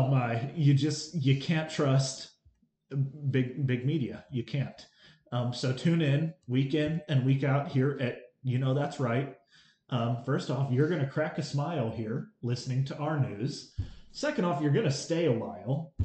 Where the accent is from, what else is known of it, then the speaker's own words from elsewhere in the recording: United States; as an American